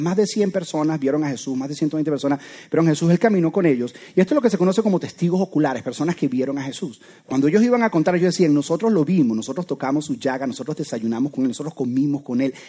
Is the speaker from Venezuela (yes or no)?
yes; Venezuela; soy venezolano